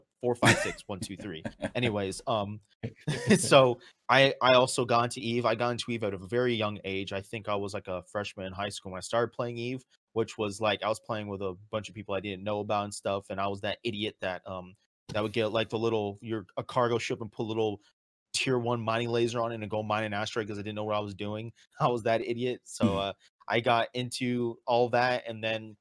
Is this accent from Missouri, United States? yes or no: no; Edwards Air Force Base, California, United States; I grew up right outside of Edwards Air Force Base